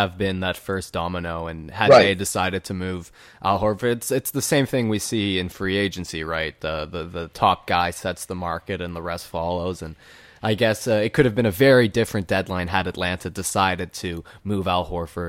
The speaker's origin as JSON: {"language": "English", "town": "Vancouver", "region": "British Columbia", "country": "Canada", "said": "I'm not from Toronto. I'm from Vancouver."}